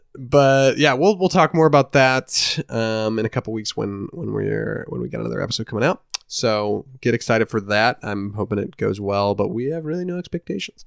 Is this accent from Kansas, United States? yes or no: no; Indiana, United States; we're from Indiana, we're a dysfunctional family, there's six kids in my family